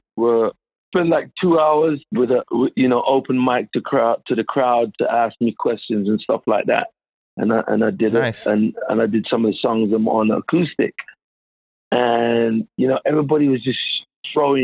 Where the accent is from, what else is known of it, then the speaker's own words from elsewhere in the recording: London, United Kingdom; In Southeast London, I grew up in Southeast London.